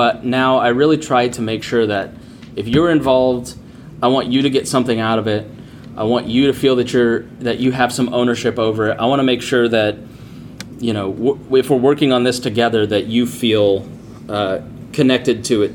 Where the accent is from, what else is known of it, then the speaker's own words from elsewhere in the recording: Plainfield, Indiana, United States; I grew up in Plainfield, Indiana, 98% white town